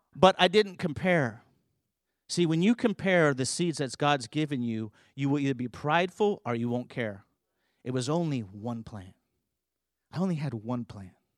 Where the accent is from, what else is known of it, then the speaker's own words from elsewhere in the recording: California, United States; I grew up in California